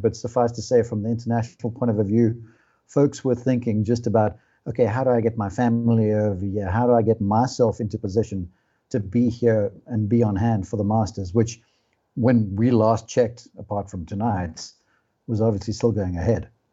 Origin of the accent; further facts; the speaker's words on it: South Africa; now in United States; I'm South African by birth, now an American citizen